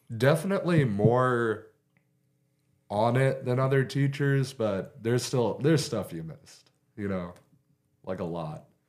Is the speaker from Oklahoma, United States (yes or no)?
yes; Beaver, Oklahoma, United States; also born or lived in Guymon, Oklahoma; I was born in Guyman, but I've lived in Beaver my entire life.